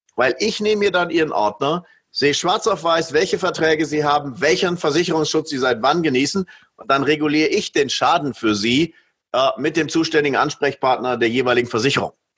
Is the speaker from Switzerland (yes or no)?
yes; Switzerland; hier bei uns in der Schweiz